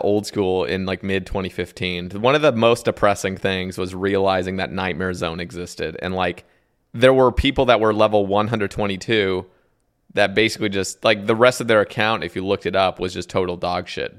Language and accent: English; Oregon, United States; moved away; also born or lived in Alabama; we're from Oregon, you know, we just have, like, the boring accent